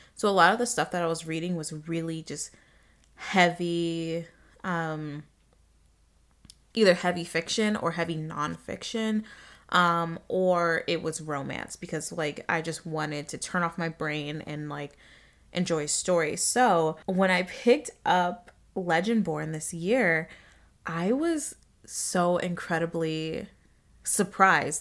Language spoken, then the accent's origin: English; Arizona, United States; I'm a black girl growing up in Arizona